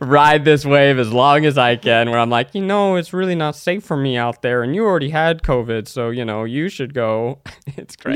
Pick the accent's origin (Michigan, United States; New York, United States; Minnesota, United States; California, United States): New York, United States; I grew up in New York